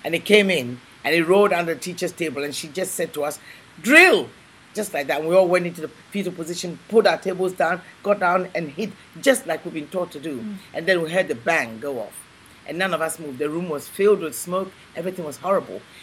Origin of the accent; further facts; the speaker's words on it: Ghana; moved away as an adult; also born or lived in England; I was born in Ghana, West Africa, and I went uh, from there to England